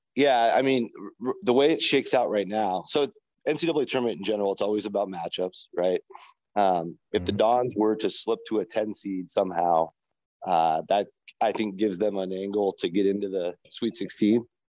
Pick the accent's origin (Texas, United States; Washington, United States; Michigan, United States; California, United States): Washington, United States; Seattle; I grew up in Seattle